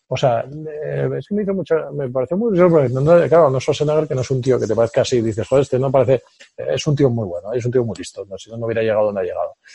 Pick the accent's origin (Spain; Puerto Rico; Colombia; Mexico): Spain